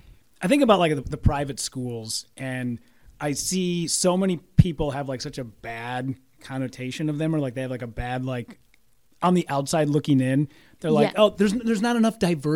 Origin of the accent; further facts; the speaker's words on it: Hibbing, Minnesota, United States; In Hibbing. {S6} Okay. {S5} So small town, northern Minnesota, but you know everybody.